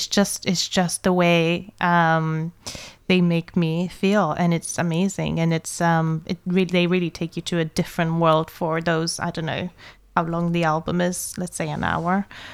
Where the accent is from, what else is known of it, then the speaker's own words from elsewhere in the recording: Stara Zagora Province, Bulgaria; I'm from a town in a Valley of Roses, and our biggest employer is a gun factory. So I'm literally from